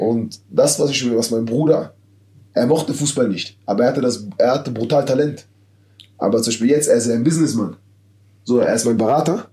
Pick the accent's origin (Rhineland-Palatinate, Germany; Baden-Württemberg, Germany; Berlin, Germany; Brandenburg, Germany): Berlin, Germany; born or raised there; moved away as an adult; now in Madrid, Spain